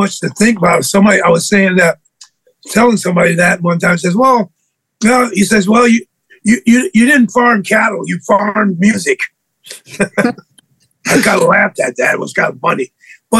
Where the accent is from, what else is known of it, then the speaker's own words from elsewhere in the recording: Springfield, Massachusetts, United States; I grew up in Springfield, Massachusetts, the home of basketball